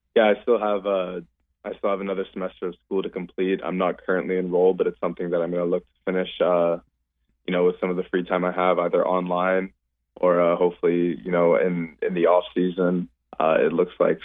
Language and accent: English; Canada; growing up in Canada